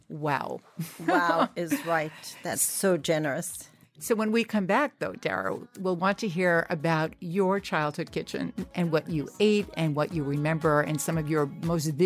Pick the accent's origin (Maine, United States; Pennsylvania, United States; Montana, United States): Pennsylvania, United States; Pittsburgh; I grew up in Pittsburgh, a Jewish family.